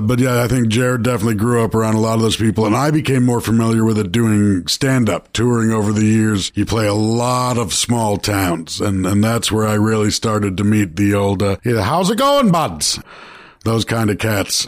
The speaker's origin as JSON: {"language": "English", "town": "Toronto", "region": "Ontario", "country": "Canada", "tie": "born or raised there", "said": "I grew up in Toronto"}